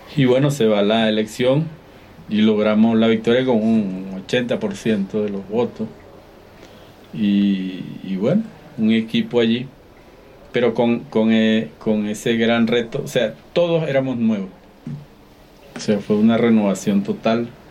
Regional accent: Venezuela; moved away as an adult; now in Cuenca, Ecuador

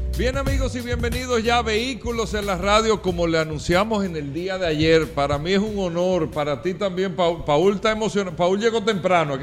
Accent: Dominican Republic; nosotros como dominicanos, República Dominicana

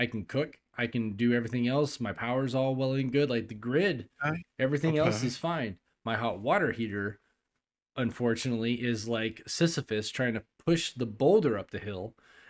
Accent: California, United States; also born or lived in Tennessee / Texas; now in Germany; "Yeah, I'm originally from California. I lived in Tennessee for a long time. And then I was in Texas for a while. And then I went to Germany."

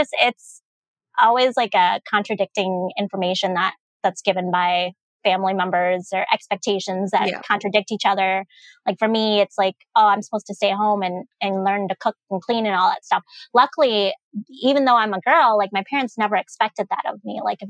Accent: United States; And I'm like, but I'm not just a Lao girl. Yes. I am American.

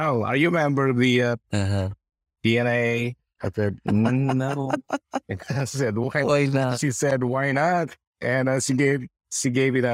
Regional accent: Philippines; now in Sacramento, United States; we're Filipino nurses

